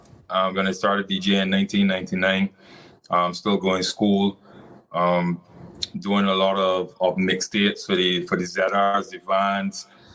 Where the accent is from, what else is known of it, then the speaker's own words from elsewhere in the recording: St. Lucia; And I grew up in St. Lucia in the early stages